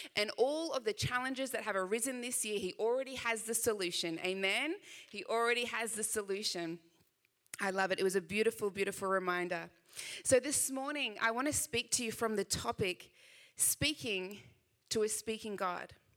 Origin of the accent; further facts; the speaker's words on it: Sydney, New South Wales, Australia; I know I do have a little bit of an accent, just a little bit. Uh, I am from Sydney, Australia